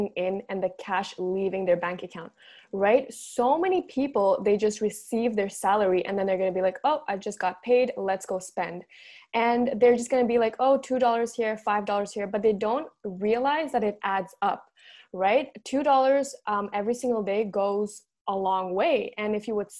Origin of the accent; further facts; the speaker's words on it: Montreal, Quebec, Canada; I'm from Montreal, Canada, born and raised here